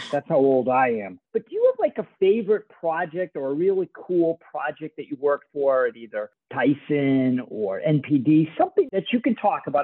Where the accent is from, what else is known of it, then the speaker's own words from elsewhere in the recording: Boston, Massachusetts, United States; when I was growing up in Boston